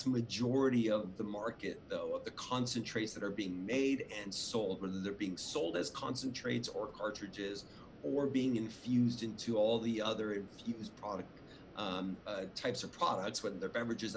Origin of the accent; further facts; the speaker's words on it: Los Angeles, California, United States; also born or lived in Orange County, California / Oakland, California; I was born in Hollywood, raised